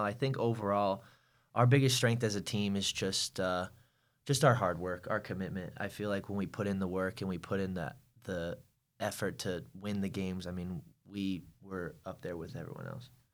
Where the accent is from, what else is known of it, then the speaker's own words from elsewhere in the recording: Connecticut, United States; moved away as an adult; now in North Carolina, United States; I'm from Connecticut. I'm not from North Carolina. My dad used to build a rink outside every winter.